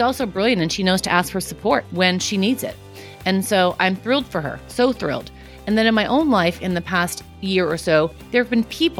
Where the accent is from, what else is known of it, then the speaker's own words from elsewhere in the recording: New York City, New York, United States; I grew up in Queens